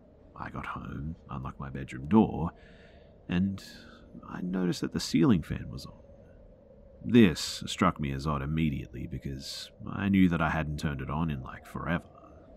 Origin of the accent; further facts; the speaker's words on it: Australia; I'm half Ethiopian, so I definitely don't look white, but when I told her that I'm Australian, she suddenly became kind of withdrawn.